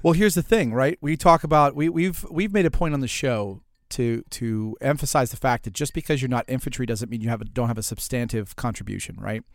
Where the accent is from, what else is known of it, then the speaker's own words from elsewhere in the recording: New Orleans, Louisiana, United States; I come from New Orleans